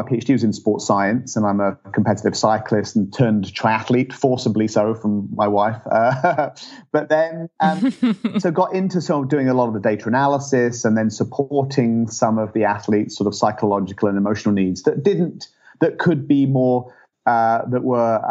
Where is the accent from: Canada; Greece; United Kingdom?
United Kingdom; England; moved away as an adult; now in United States; I'm from England originally